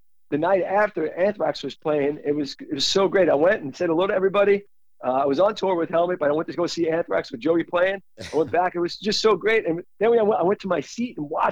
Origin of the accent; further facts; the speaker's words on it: New York City, New York, United States; I'm a New Yorker